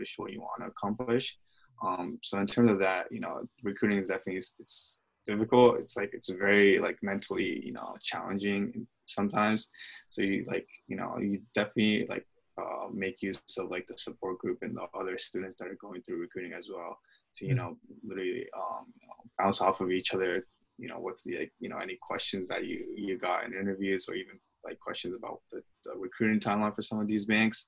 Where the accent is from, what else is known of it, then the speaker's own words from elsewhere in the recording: Clifton, New Jersey, United States; I'm originally from Clifton, New Jersey